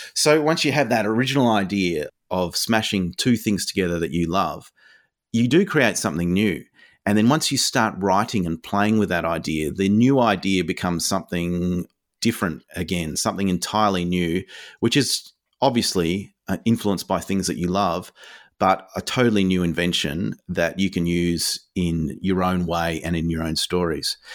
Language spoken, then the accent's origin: English; Hobart, Tasmania, Australia; I grew up in Hobart, so I was in Tassie